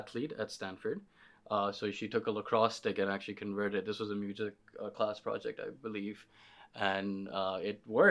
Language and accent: English; Pakistan; moved away as an adult; now in United States; I grew up in Pakistan